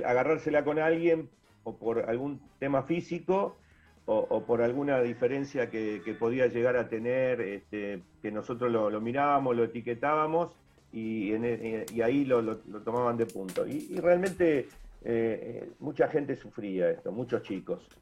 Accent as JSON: {"language": "Spanish", "town": "Rosario", "region": "Santa Fe", "country": "Argentina", "said": "nos llena de orgullo como rosarinos, como santafesinos"}